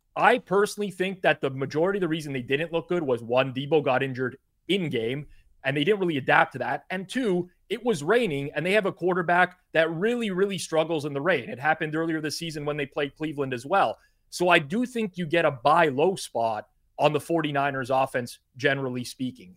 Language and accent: English; Canada; as a Canadian